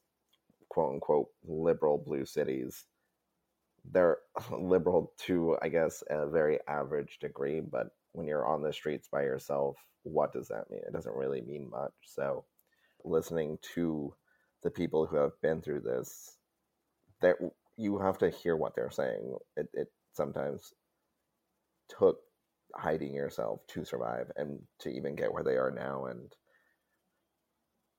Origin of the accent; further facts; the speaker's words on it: Southwest, United States; I'm from the Southwest, he's from Central Texas